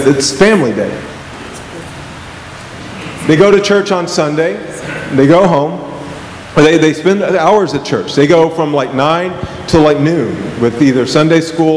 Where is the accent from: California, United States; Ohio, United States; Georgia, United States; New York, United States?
Georgia, United States; I remember growing up in Georgia, there was a Mormon church down the street